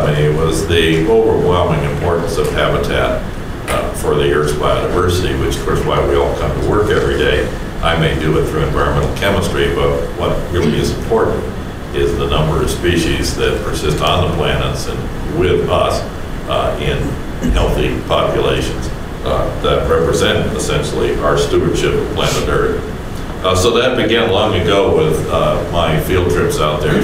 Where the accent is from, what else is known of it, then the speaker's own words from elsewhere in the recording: Cleveland, Ohio, United States; growing up outside of Cleveland